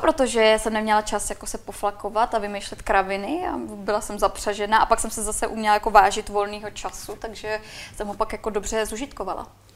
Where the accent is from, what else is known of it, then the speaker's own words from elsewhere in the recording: Czechia; accent: Czech; byla jsem tam já jediná Češka